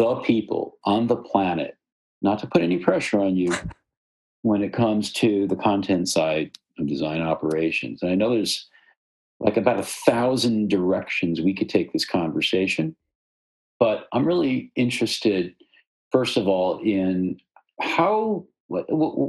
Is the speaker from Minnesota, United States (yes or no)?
no; Michigan, United States; our shared Michigan roots